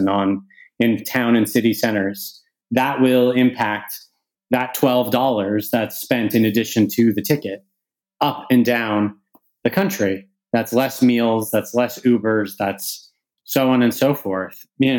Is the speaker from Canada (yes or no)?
yes; Canada; now in United Kingdom; As a Canadian who lives in the UK, but whose business is primarily in the US